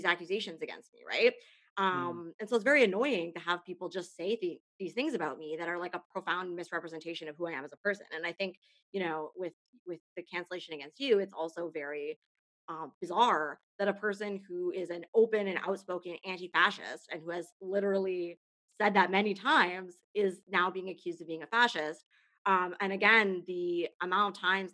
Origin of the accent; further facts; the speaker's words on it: Canada; I'm a Canadian